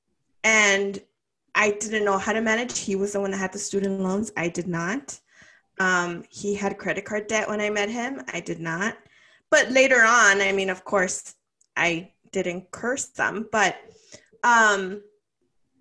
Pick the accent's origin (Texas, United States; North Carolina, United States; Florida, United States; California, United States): California, United States; Los Angeles; I lived in East LA. I'm originally from East LA.